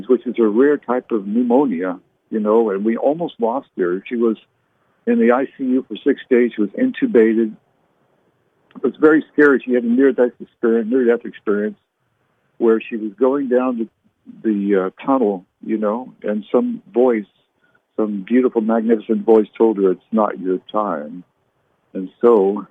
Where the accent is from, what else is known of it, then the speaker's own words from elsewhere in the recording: Canada; now in United States; I was born in Canada. So I'm a U.S. citizen now